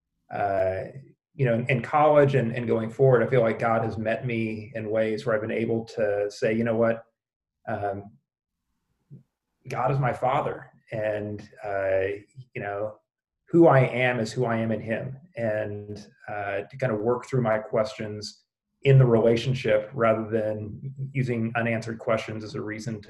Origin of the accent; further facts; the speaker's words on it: Springfield, Missouri, United States; moved away as an adult; also born or lived in Chicago; I grew up in Springfield, Missouri, one of several places that claims to be the buckle of the Bible Belt